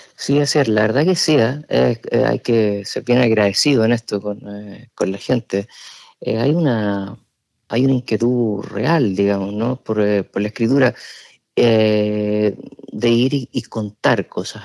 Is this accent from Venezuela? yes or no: no; Chile; moved away as an adult; now in San Sebastián, Spain; yo estudié periodismo en Chile, que es mi país de origen. Yo llegué cuando ya tenía 29 años acá